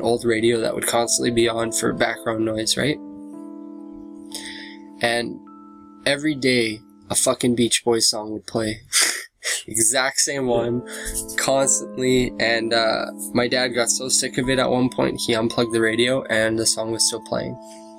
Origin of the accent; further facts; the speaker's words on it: Humboldt, Saskatchewan, Canada; also born or lived in Calgary; And then within the first year, my parents decided to move back to Humboldt where my grandparents lived to kind of make like having their first son like a little bit easier